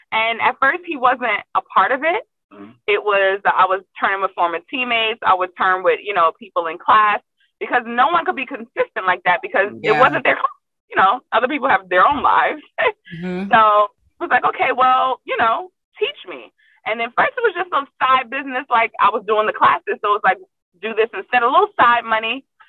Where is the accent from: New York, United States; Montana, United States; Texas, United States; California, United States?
New York, United States; New York City; moved away as an adult; now in Atlanta, United States; I've been jumping since I was four. I'm from Brooklyn